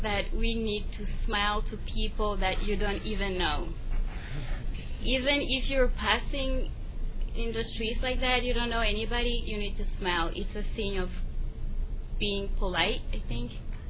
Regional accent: Mali; English is a second language; moved away as an adult; now in United States; I'm from Africa, exactly in Mali. I've been here for 11 months

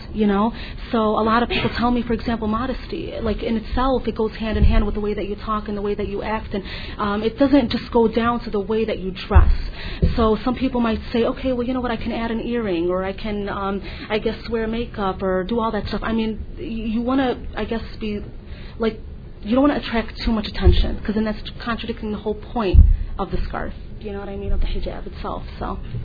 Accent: United States; I was born and raised here. I'm just an American, just like anybody else

